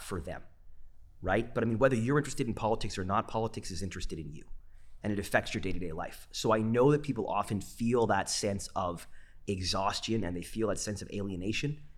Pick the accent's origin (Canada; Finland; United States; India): Canada; Vancouver, British Columbia; I'm a Vancouverite, born and raised